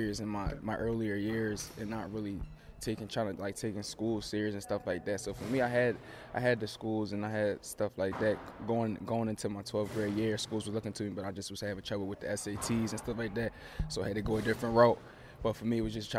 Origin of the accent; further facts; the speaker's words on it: Philadelphia, Pennsylvania, United States; moved away as an adult; also born or lived in Lock Haven, Pennsylvania; now in Raleigh, United States; growing up in Philly for me, playing basketball